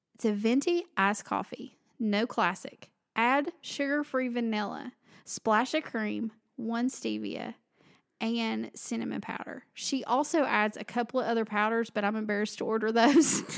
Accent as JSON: {"language": "English", "region": "the South", "country": "United States", "said": "I'm from the South"}